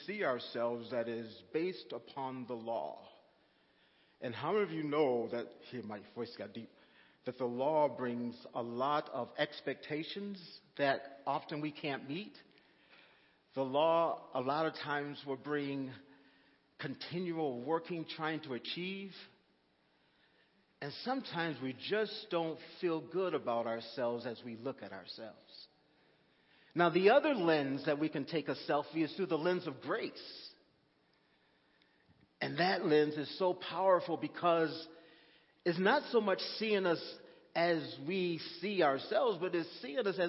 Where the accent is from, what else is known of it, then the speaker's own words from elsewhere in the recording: Texas, United States; I'm from Texas